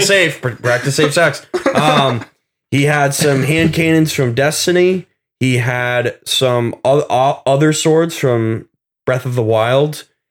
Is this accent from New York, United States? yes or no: no; Vermont, United States; moved away; originally from Vermont